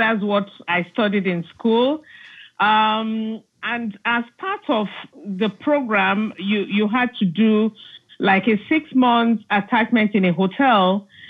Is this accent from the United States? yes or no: no; Nigeria; also born or lived in Aba; Look, I grew up in many places in Nigeria. And that's because my father worked with the government and, you know, he was transferred from one place to the other. So I have grown up in the East. You know, Aba